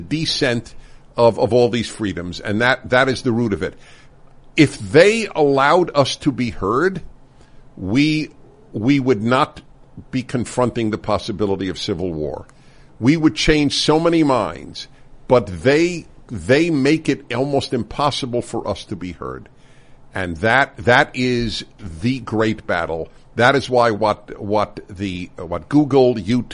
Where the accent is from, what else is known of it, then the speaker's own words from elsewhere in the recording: New York City, New York, United States; I grew up in Brooklyn, New York, and we'd play stickball